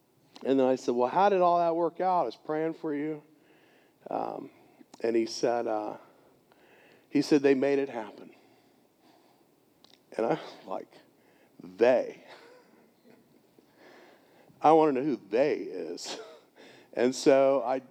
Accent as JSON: {"language": "English", "town": "Gainesville", "region": "Florida", "country": "United States", "tie": "born or raised there", "moved": "yes", "said": "Gainesville, Florida, my hometown"}